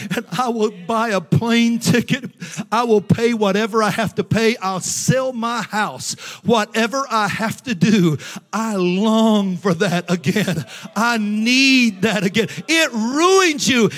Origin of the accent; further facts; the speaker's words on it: Tennessee, United States; moved away as an adult; also born or lived in North Georgia / St. Louis, Missouri; I grew up, I was born in Tennessee, and I grew up in churches in Tennessee and North Georgia